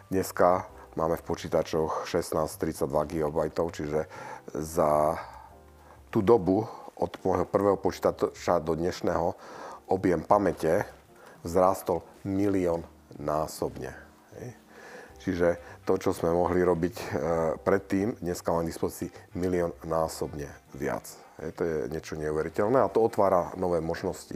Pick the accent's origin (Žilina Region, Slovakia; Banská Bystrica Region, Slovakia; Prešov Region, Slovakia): Prešov Region, Slovakia; Prešov; moved away as an adult; also born or lived in Košice / Silicon Valley; now in United States; som sa narodil v Prešove a tam som chodil do, do školy